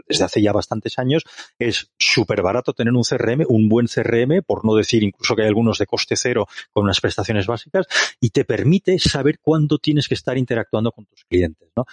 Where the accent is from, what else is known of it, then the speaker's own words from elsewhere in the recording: Barcelona, Catalonia, Spain; now in Madrid, Spain; soy un catalán afincado en Madrid, pero no dejo de ser catalán, barcelonés para más señas